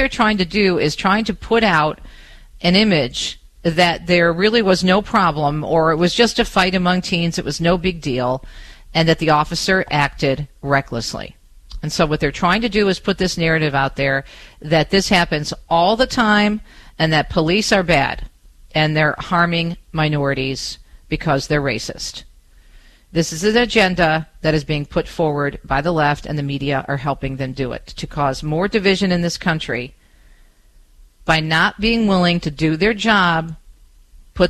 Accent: Detroit, Michigan, United States; here in my hometown of Metro Detroit

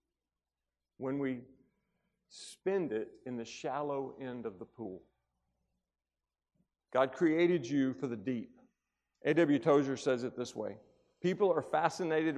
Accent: Tuscumbia, Alabama, United States; I grew up in North Alabama, and I grew up in a little small town called Tuscumbia, Alabama

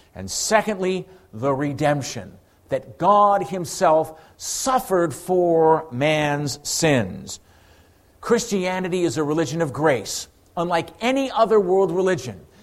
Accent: Ireland; I'm Irish

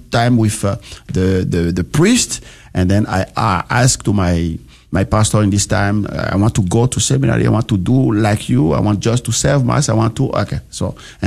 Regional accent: Benin; English is a second language; moved away as an adult; also born or lived in Rome, Italy; I grew up in Benin. Benin is a small country in West Africa, next to Nigeria, between Nigeria and Togo. And then we were colonized by France. So the first language over there is French.

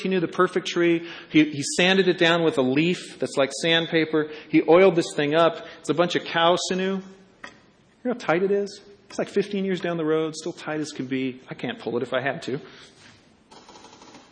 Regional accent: California, United States; I grew up in California.

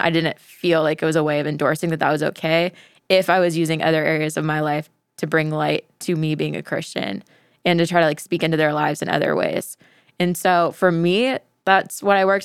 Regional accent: Tampa, Florida, United States; I'm from the Tampa Bay area

